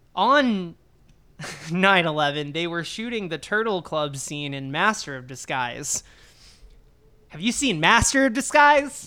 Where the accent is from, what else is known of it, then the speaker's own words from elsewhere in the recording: United States; growing up in America, it's like you get abstinence only sex education